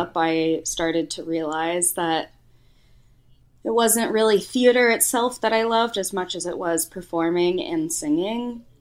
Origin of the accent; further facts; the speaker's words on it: Houston, Texas, United States; moved away as an adult; also born or lived in Boone, North Carolina / New York City; Growing up in Houston, there was no music scene for us to be a part